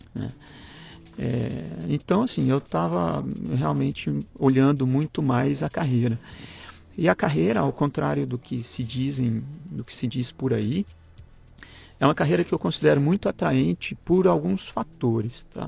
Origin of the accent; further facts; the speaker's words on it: Goiânia, Goiás, Brazil; moved away as an adult; Nasci e morei em Goiânia até os 22 anos, até eu me formar